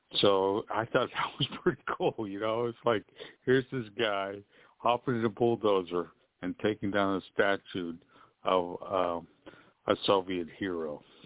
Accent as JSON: {"language": "English", "town": "Pittsburgh", "region": "Pennsylvania", "country": "United States", "also_born_or_lived": "Florida", "accent": "East Coast", "moved": "yes", "lives_now": "Orlando, United States", "said": "I'm originally from the Pittsburgh area"}